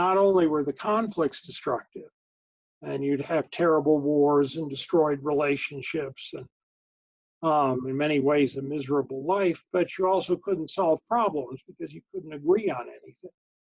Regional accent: Colorado Springs, Colorado, United States; I grew up in Colorado Springs, Colorado, which we learned as a young child was the number three target in the event of a nuclear war.

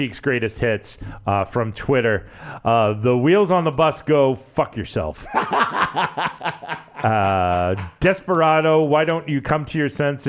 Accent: Connecticut, United States; Yeah, I mean like I knew Tyler age-wise and you know growing up in Connecticut, you know WWF was headquartered in Stanford.

